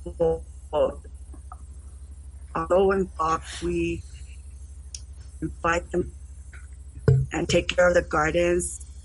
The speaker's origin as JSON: {"language": "English", "town": "Cochiti", "region": "New Mexico", "country": "United States", "said": "I'm from the Pueblos of Cochiti, Antigua"}